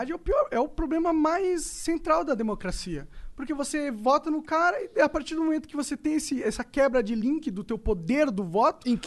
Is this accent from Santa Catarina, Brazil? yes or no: no; São Paulo, Brazil; Não, eu sou paulista.